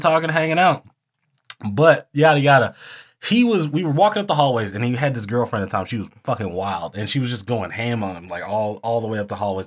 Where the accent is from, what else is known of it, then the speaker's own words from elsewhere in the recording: the South, United States; we are from the South